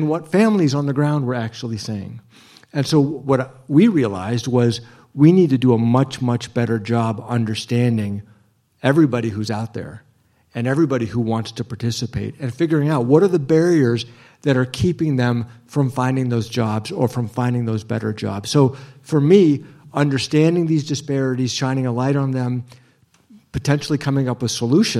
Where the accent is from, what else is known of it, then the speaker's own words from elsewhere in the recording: Ohio, United States; When I grew up in Ohio, I grew up accompanying my mom